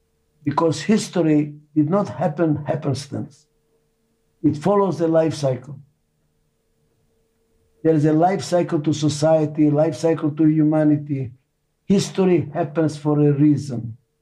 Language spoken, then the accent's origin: English; Israel; English is a second language; also born or lived in Albania; now in United States; I was saved by Muslim family in Albania. They saved my life. Muslims saved my life. I grew in a Jewish family in Israel.